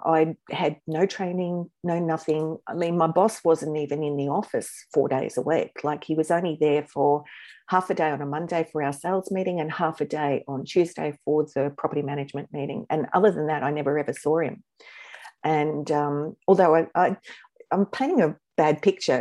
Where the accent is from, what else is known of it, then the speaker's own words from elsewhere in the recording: Newcastle, New South Wales, Australia; I ended up here in Newcastle. And this is my hometown